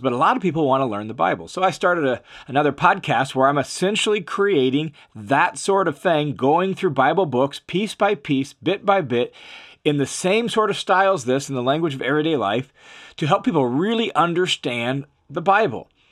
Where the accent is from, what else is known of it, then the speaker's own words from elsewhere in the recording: Tacoma, Washington, United States; I grew up in Tacoma, Washington